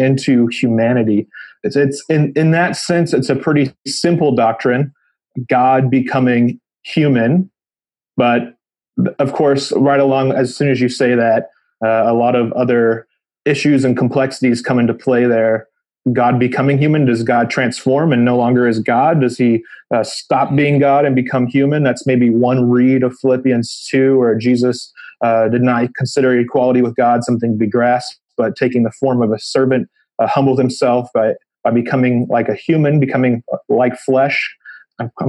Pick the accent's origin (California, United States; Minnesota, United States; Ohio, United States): California, United States; growing up in California